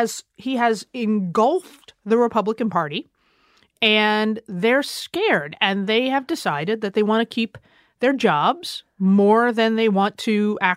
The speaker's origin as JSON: {"language": "English", "country": "United States", "said": "as an American"}